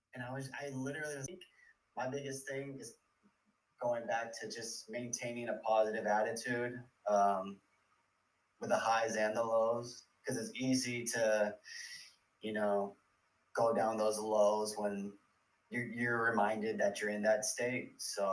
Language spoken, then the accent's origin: English; California, United States; I feel like where I'm from, like I'm from the Bay Area, like the culture out here is kind of like, hey, don't talk about it, be about it.